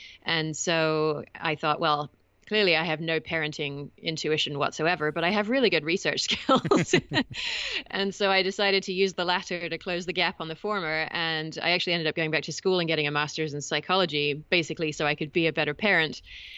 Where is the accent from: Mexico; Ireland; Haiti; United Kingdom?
United Kingdom; England; now in California, United States; I should clarify right up front, because your English listeners are going to be curious about my accent, that I am English originally. Although I've been in the States for about 20 years now, and I understand that it has rubbed off a little bit